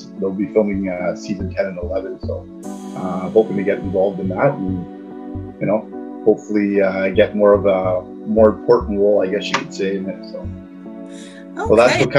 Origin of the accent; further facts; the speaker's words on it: Sudbury, Ontario, Canada; I'm from Sudbury, Ontario, which is northern Ontario.